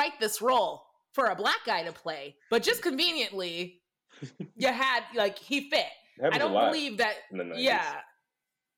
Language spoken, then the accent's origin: English; Michigan, United States; I'm from Michigan. So we're a hop away from Ohio